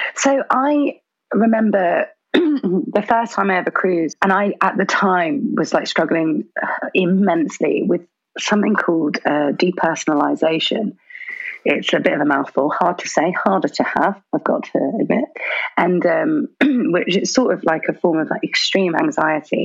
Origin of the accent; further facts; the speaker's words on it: Birmingham, West Midlands, United Kingdom; I was born in Birmingham and I really love Brum